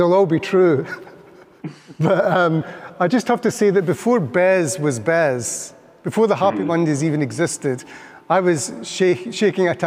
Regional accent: Scotland, United Kingdom; we are from Scotland

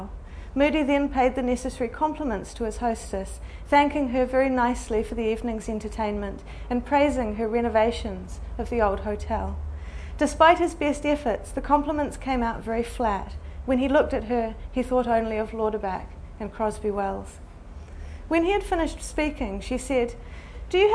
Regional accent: Christchurch, Canterbury, New Zealand; I grew up in Christchurch, which is on the east coast of the South Island

